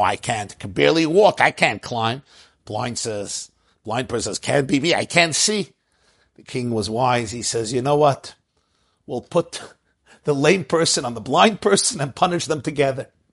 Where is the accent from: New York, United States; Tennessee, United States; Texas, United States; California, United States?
New York, United States; New York City; I grew up in Brooklyn, the housing was a little tighter